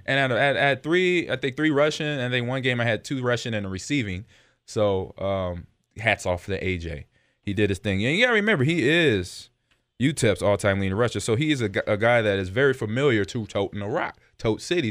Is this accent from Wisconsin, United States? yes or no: no; Los Angeles, California, United States; moved away; growing up in Los Angeles